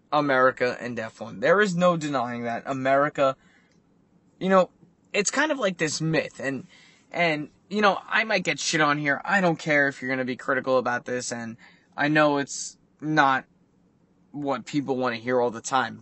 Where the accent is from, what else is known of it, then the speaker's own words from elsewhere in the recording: United States; as an American